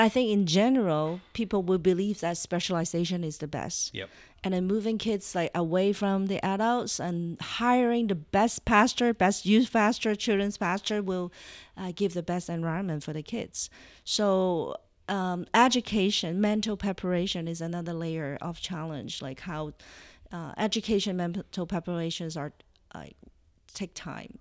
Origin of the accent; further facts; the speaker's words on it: Toronto, Ontario, Canada; Yeah, we're from Toronto, uh, Ontario, Canada. So I'm Canadian.